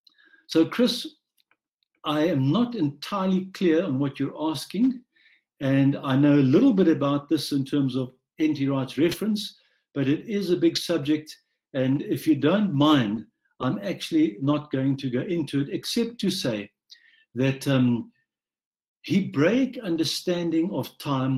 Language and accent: English; South Africa; a white South African born and raised in South Africa under apartheid